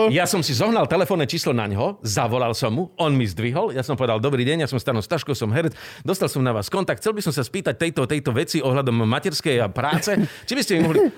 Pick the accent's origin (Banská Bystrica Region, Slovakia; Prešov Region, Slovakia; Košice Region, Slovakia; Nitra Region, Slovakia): Prešov Region, Slovakia; Prešov; moved away; also born or lived in Bratislava / Trnava / Žilina; ja som z Prešova, manželka z Moravy, a, nemáme tu starých rodičov.